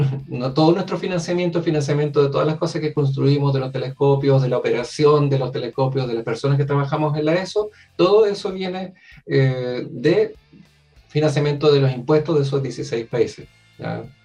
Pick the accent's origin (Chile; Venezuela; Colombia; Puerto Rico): Chile; estoy yo también como primer chileno representando la ESO